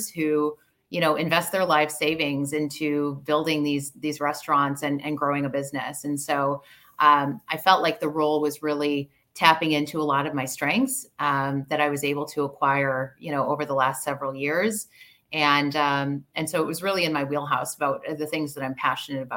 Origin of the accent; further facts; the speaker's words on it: Chicago, Illinois, United States; now in Canada; I grew up in Chicago